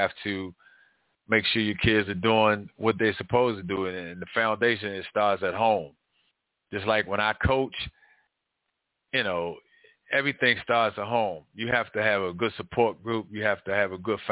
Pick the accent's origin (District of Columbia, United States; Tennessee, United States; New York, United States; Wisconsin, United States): District of Columbia, United States; Washington; growing up in Northwest Washington, D.C., it was great